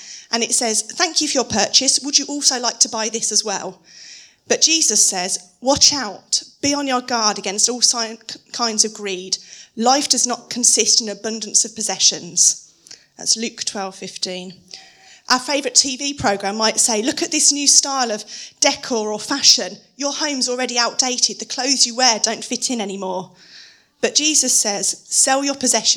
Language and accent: English; United Kingdom; being very British